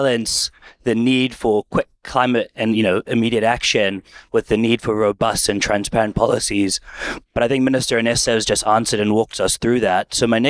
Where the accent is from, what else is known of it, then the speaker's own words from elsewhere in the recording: New Zealand; now in Singapore; I'm a New Zealander of Southern Asian and Pacific Island descent, now based here in Singapore, working in the climate space.